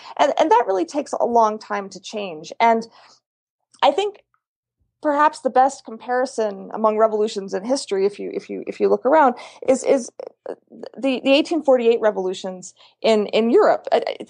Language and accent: English; Pennsylvania, United States; also born or lived in California; I was born in California, but lived in Pennsylvania for a very long time.